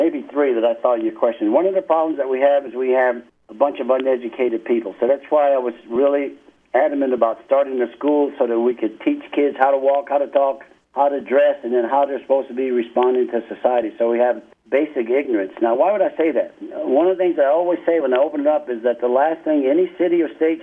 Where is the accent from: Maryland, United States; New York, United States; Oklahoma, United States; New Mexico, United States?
New York, United States; New York City; moved away as an adult; also born or lived in Fayetteville, West Virginia; now in Albuquerque, United States; I was born in Fayetteville, West Virginia, but my mom moved while I was a little baby. We moved to New York City, so I was raised in New York City from 3 months old further.